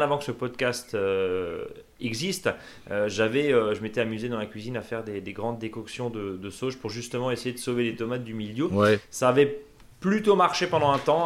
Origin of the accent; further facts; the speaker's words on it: Alsace, Grand Est, France; ici chez nous en Alsace